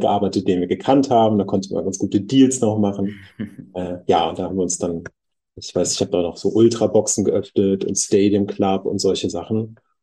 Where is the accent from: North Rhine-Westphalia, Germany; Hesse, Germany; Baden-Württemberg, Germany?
North Rhine-Westphalia, Germany; Bad Honnef; moved away as an adult; also born or lived in Bonn; now in Berlin, Germany; ich bin in Bonn geboren und ein bisschen weiter äh, südlich aufgewachsen im wunderschönen Bad Honnef